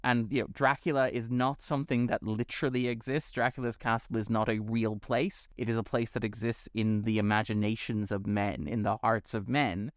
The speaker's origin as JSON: {"language": "English", "country": "Ireland"}